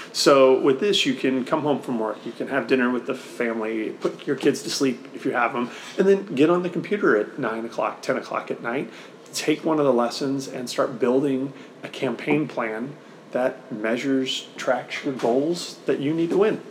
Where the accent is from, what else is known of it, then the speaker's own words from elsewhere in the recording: Missouri, United States; Missouri, my, my home state